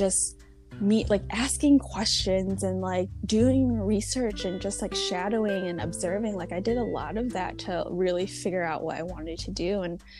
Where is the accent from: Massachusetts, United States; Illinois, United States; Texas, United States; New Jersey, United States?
Illinois, United States; Chicago; I'm from Chicago, like, never left for school, so I only know this market